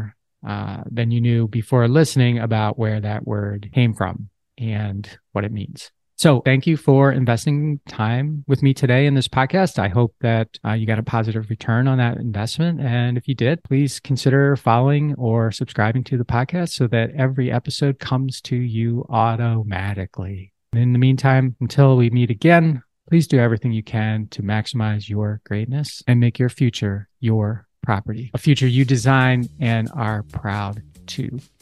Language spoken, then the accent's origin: English; outside of Philadelphia, Pennsylvania, United States; when I was a kid growing up outside of Philadelphia